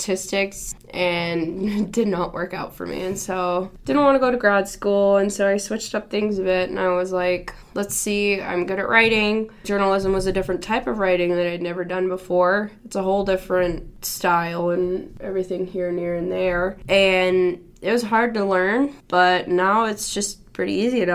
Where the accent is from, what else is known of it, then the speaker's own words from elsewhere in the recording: Houston, Texas, United States; moved away as an adult; now in Boulder, United States; I'm from Houston, Texas, and I am currently a senior at SU Boulder